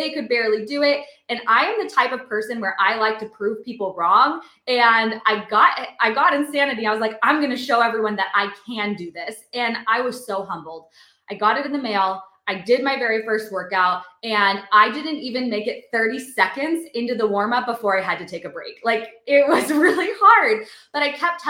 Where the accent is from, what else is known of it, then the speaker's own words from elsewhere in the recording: Seattle, Washington, United States; moved away as an adult; also born or lived in North Carolina; I moved across the country from Seattle to North Carolina